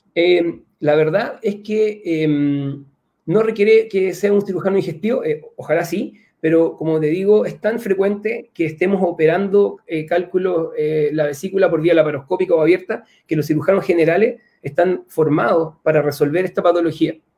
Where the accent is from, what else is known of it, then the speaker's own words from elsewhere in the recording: Chile; mi país